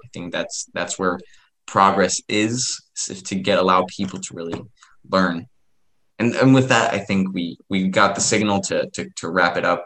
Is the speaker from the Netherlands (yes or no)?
no; Ecuador; I'm from Ecuador, so we would be considered a a um, developing country